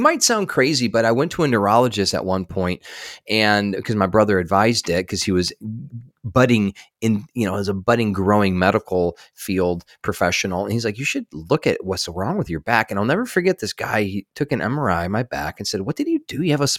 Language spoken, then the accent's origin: English; Michigan, United States; born there; I was born in just outside of Detroit, Michigan, and I was a sick kid.